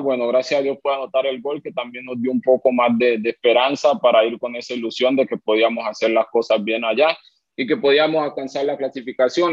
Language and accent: Spanish; Colombia; now in Honduras; yo soy, yo soy colombiano, mi esposa es venezolana y mi hija es hondureña